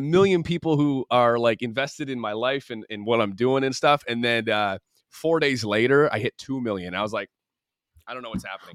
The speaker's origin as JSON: {"language": "English", "region": "Michigan", "country": "United States", "tie": "born or raised there", "moved": "as an adult", "lives_now": "Los Angeles, United States", "said": "growing up in the Midwest and, um, having, like, a really strong family morals thing, and also just knowing that, like, my family's in Michigan, I have my friends in Michigan"}